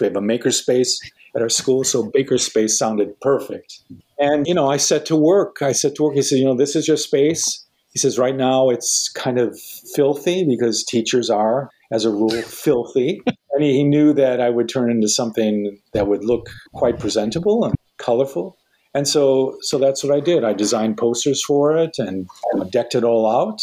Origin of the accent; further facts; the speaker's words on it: Minnesota, United States; I grew up in Minnesota